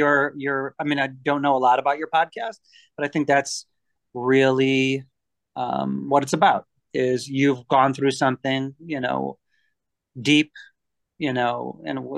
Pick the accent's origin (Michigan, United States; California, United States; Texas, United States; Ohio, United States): Michigan, United States; also born or lived in Baltimore, Maryland; born and raised in Michigan